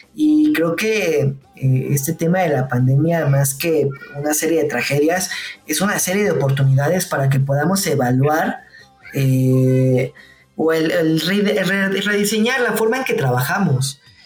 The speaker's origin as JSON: {"language": "Spanish", "country": "Mexico"}